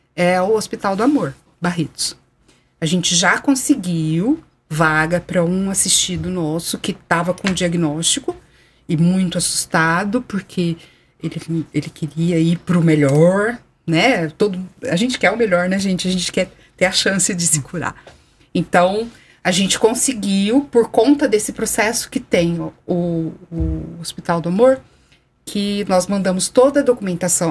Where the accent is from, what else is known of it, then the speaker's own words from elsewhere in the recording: Araraquara, São Paulo, Brazil; eu sou nascida em Araraquara